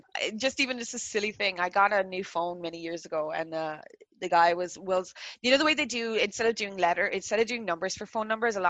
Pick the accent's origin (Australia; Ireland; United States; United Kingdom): Ireland; now in Canada; Born and raised in Ireland and then moved to another country. That's my definition of first generation.